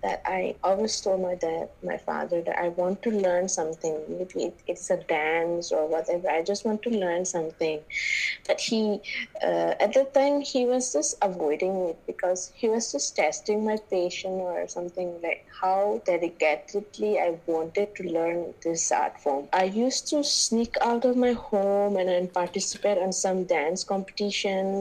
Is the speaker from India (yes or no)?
yes; Manipur, India; I'm from Manipur, and I'm right now I'm at the home because I cannot go out anywhere this year. I brought up here and I started everything from here, my motherland, Manipur.